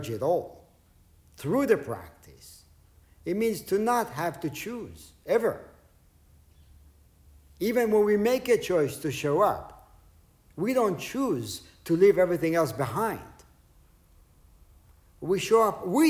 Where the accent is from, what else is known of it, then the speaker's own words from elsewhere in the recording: Israel; English is a second language; moved away; Growing up in Israel, not a whole lot was translated to Hebrew. Not a whole lot was, my English wasn't that great